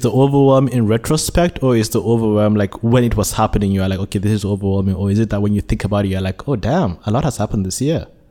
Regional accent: Nigeria; born or raised there; now in Malaysia

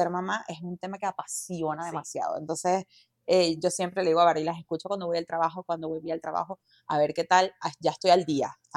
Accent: Venezuela; moved away; eh, soy venezolana, eh, me vine hace ya casi 10 años aquí.

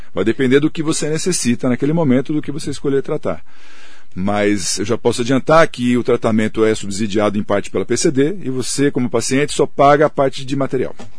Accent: Mogi das Cruzes, São Paulo, Brazil; sou de Mogi, fiquei lá

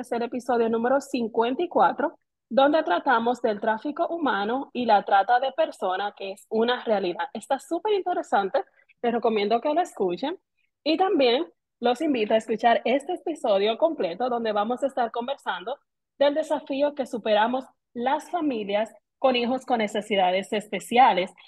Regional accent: Dominican Republic; hoy las tres somos dominicanas

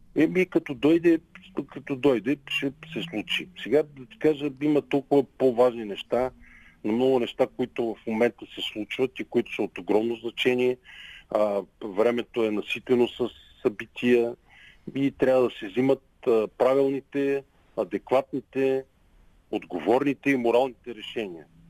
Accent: Pleven, Pleven Province, Bulgaria; Израснал съм в град Плен. Това е мой град

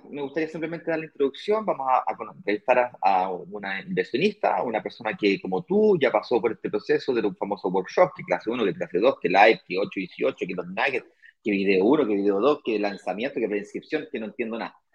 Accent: Valparaíso, Chile; Yo soy de Valparaíso. sí.

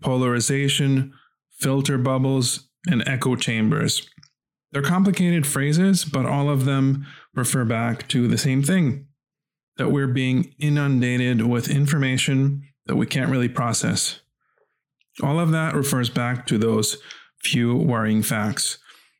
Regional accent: New York City, New York, United States; where I grew up in Brooklyn, New York, my very first job while I was still in junior high school was a paper boy.

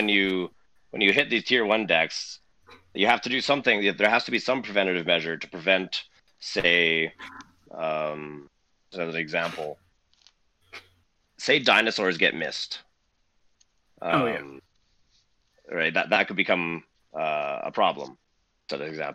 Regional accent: Saskatchewan, Canada; I'm from Saskatchewan.

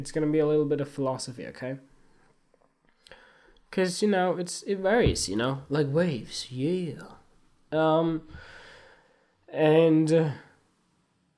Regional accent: Sweden; moved away; also born or lived in Australia; I went to school here in Sweden, then in Australia, then come back here

